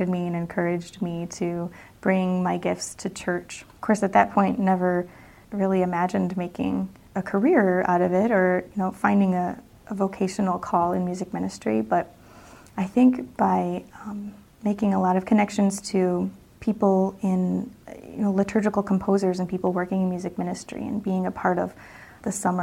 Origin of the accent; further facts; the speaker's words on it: Northwest Iowa, United States; I grew up in Northwest Iowa, and actually really close to the border of Minnesota